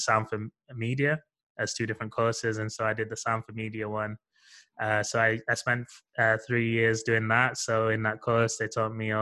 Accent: Sheffield, Yorkshire and the Humber, United Kingdom; moved away as an adult; I'm from Sheffield originally.

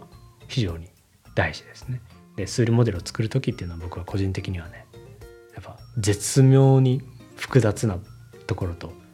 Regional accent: Japan; first language Japanese; 僕は日本人やから、その、母語で、つまり日本語

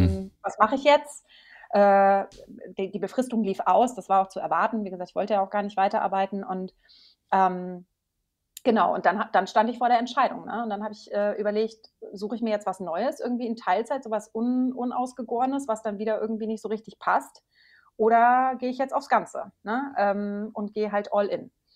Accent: Maintal, Hesse, Germany; Ich komme aus der Nähe von Frankfurt, aus Maintal

